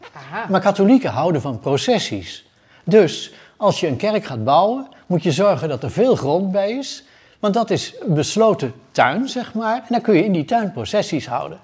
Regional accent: Utrecht, Netherlands; Ik ben geboren in Utrecht, in de binnenstad. En eh, heb ik bij, altijd gewoond

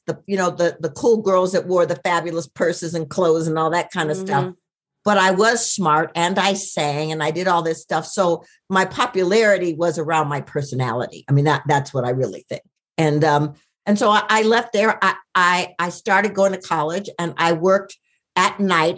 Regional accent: Minneapolis, Minnesota, United States; I was born in Minneapolis

